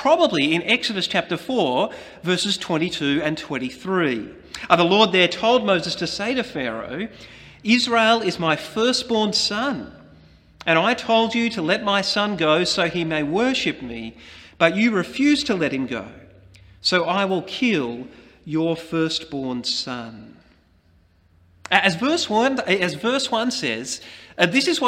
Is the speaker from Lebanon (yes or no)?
no; Australia